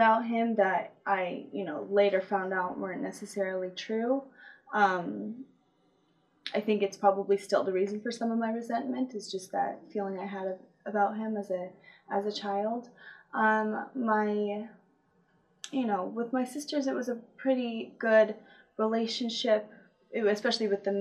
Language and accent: English; Apple Valley, California, United States; also born or lived in Wrightwood, California; I was born in California in Apple Valley. And I lived with my mom, my dad, and two older sisters in like Wrightwood for the first 7 years of my life